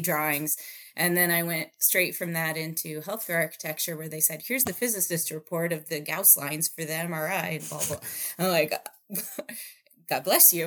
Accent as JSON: {"language": "English", "region": "Indiana", "country": "United States", "also_born_or_lived": "Chicago", "moved": "as an adult", "lives_now": "Phoenix, United States", "said": "I am originally from the cornfields of Indiana"}